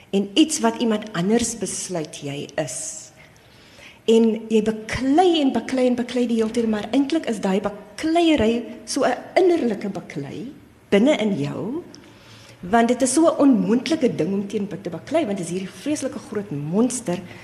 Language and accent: Afrikaans; Cape Town, Western Cape, South Africa; Ek is self gebore in die Ooskaap. En ek was klein toe ons Kaap toe getrek het.